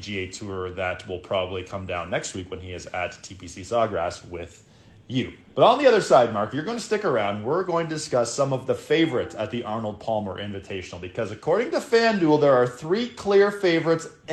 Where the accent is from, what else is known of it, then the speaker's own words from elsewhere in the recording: Canada; we're Canadian